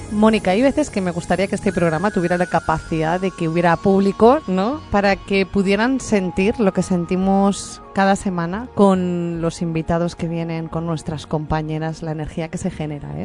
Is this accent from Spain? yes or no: yes; Spain; aquí en España